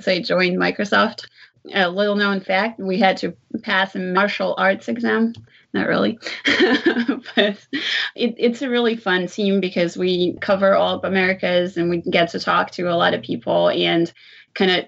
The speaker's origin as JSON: {"language": "English", "country": "Israel", "tie": "born or raised there", "also_born_or_lived": "Ukraine", "moved": "as an adult", "lives_now": "United States", "said": "I came to the U.S. by way of two countries. I was born in Ukraine, and I grew up in Israel"}